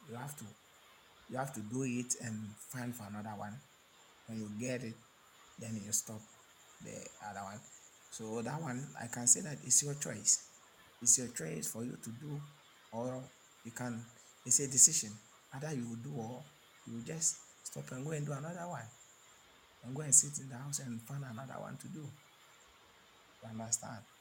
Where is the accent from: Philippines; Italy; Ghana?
Ghana; I'm speaking from Africa, Ghana.